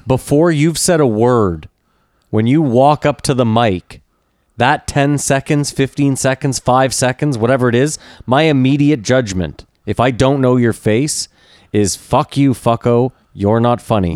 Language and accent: English; Canada; we're Canadian